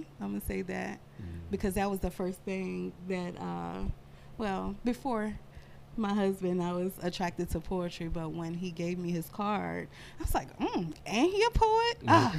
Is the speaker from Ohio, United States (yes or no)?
no; New Brunswick, New Jersey, United States; now in Portsmouth, United States; But I'm from New Brunswick, New Jersey.